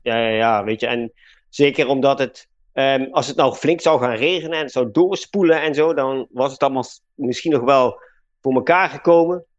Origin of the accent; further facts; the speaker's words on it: Limburg, Netherlands; accent: soft G; moved away as an adult; also born or lived in Utrecht; waar ik vandaan kom. En dat is Limburg. Dus daar heb je de zachte G al.